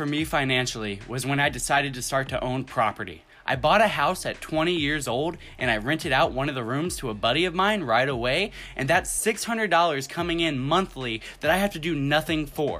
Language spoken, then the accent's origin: English; Louisville, Kentucky, United States; now in Tampa Bay, United States; and I was born in Louisville, Kentucky.